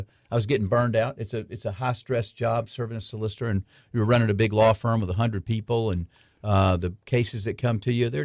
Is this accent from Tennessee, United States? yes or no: yes; Memphis, Tennessee, United States; moved away as an adult; also born or lived in Columbia, South Carolina; now in South Carolina, United States; I grew up in Memphis, Tennessee